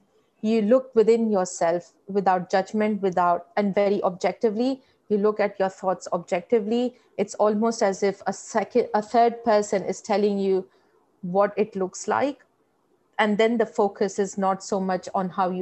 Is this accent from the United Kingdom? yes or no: no; India; moved away as an adult; now in Australia; When I was in India, I grew up in fairly modest household